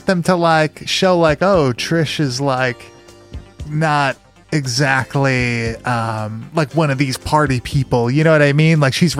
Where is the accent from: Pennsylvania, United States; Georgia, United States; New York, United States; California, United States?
New York, United States; Long Island; growing up on Long Island.